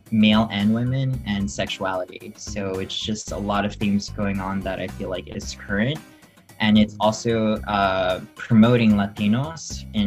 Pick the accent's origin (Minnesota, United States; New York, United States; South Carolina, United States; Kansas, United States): New York, United States; New York City; also born or lived in South Florida; I grew up, born and raised in Queens